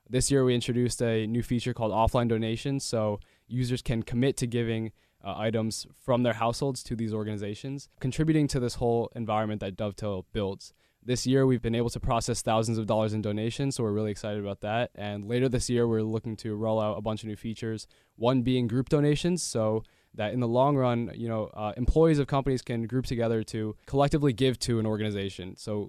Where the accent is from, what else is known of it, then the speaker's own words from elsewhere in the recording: Princeton, New Jersey, United States; From Princeton, New Jersey.